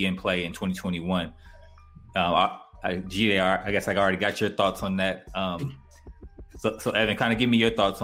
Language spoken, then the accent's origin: English; Bay Area, California, United States; I'm from the Bay Area.